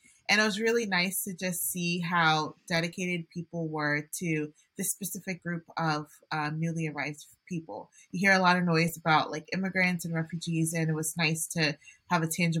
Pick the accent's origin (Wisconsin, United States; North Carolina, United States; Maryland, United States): Maryland, United States; Gaithersburg; I always describe myself as Nigerian American. I grew up in the Gaithersburg area most of my life, and St. Rose was my home parish.